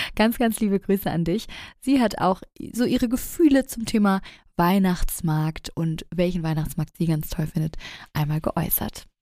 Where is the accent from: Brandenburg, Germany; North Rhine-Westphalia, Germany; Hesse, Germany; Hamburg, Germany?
Hamburg, Germany; Da bin ich ja groß geworden